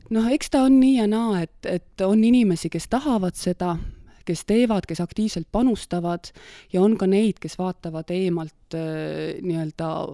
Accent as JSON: {"language": "Estonian", "town": "Valga", "region": "Valga County", "country": "Estonia", "also_born_or_lived": "Tartu", "moved": "yes", "lives_now": "Meeri, Estonia", "said": "pärit olen ma üldse Valgast ja kooli ajal äh, läksin siis Tartusse õppima põllumajandusülikooli"}